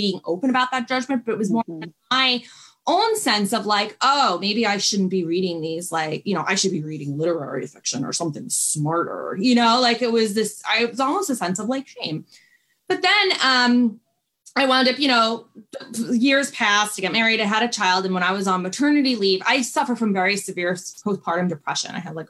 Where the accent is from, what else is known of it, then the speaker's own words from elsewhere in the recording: New York, United States; I was living in a city. I lived in New York. I'm from New York. I was living in the city and working on my career